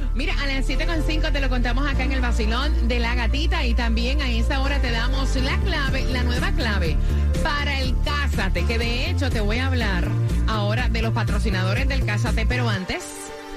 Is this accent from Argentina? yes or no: no; Fajardo, Puerto Rico; now in Miami, United States; mi pueblo, Fajardo, Puerto Rico